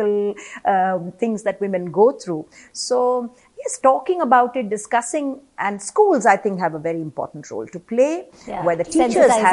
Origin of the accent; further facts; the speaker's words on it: Kerala, India; I come from Kerala and I remember in my ancestral home, there was a separate room for the women who would be having their periods